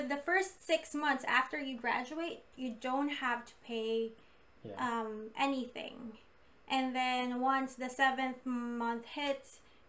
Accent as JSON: {"language": "English", "country": "Philippines", "said": "I don't have credit at all because I came from the Philippines."}